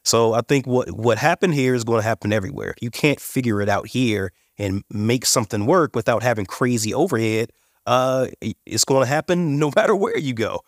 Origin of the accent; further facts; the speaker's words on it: Indiana, United States; now in Colorado, United States; I'm from Indiana. originally.